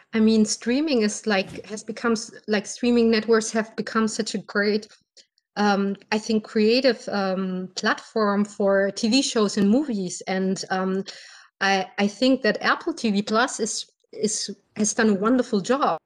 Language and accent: English; Berlin, Germany; English is a second language; I'm from Berlin, Germany.